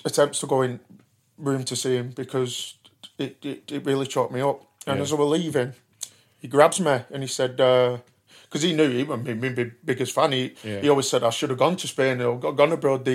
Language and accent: English; Burnley, North West England, United Kingdom; I'm a dingle from Burnley